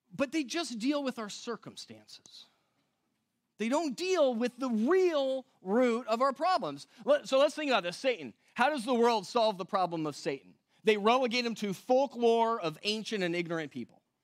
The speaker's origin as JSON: {"language": "English", "region": "West Coast", "country": "United States", "moved": "yes", "said": "I come from the West Coast"}